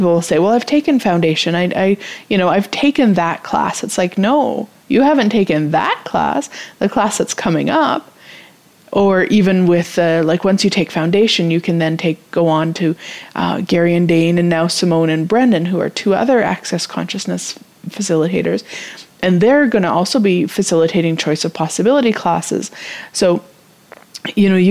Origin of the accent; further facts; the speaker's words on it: Canada; as a Canadian